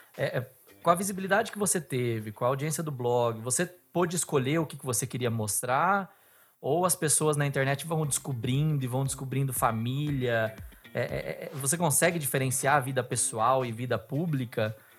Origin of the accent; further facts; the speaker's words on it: Bauru, São Paulo, Brazil; Eu sou de Bauru